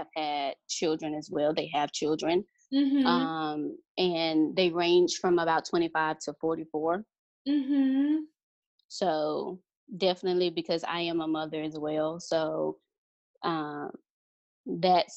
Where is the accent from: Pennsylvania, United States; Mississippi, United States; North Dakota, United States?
Mississippi, United States; moved away; we're originally from Mississippi